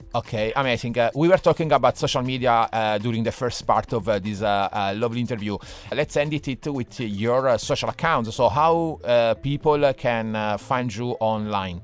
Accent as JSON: {"language": "English", "country": "Italy", "second_language": "English", "moved": "yes", "lives_now": "Dublin, Ireland"}